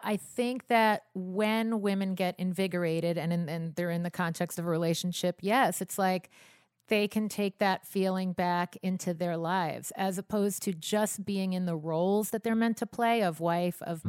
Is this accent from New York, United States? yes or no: yes; Long Island, New York, United States; a Long Island girl